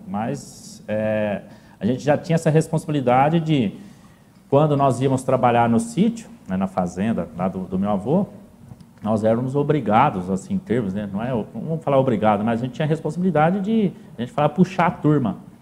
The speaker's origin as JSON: {"language": "Portuguese", "town": "Paraíso", "country": "Brazil", "tie": "born or raised there", "said": "eu, até meus 18 anos sempre morei no sítio, sempre, ainda, né, até hoje, a, a gente tem esse lastro, né, o ganho, o principal ganho de vida nosso hoje ainda vem do, do setor agrícola. Mas eu sou natural de Paraíso"}